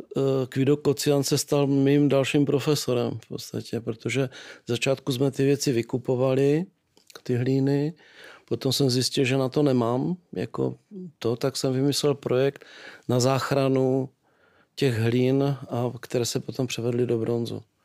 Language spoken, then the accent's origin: Czech; Nový Jičín, Moravian-Silesian Region, Czechia; also born or lived in Rožnov pod Radhoštěm; narodil jsem se v Novém Číně